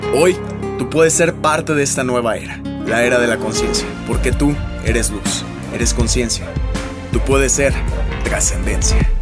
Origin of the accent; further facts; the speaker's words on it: Mexico; salí de México